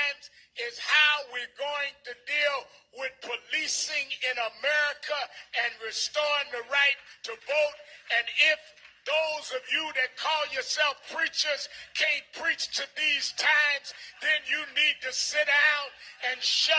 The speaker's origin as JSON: {"language": "English", "region": "New York", "country": "United States", "said": "being that I'm from New York"}